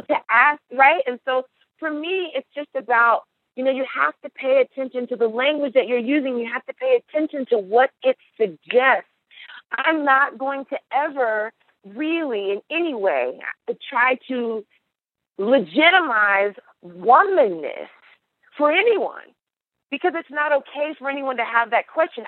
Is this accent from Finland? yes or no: no; United States; as an American girl, as an African American girl